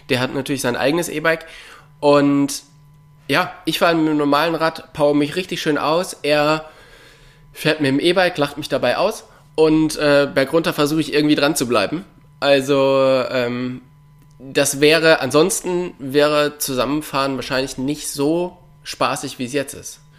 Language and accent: German; North Rhine-Westphalia, Germany; im Kölner Raum, da wo ich herkomme, gibt es Trails.